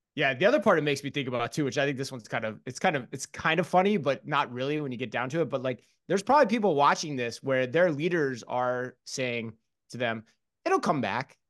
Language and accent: English; Phoenix, Arizona, United States; I'm from Phoenix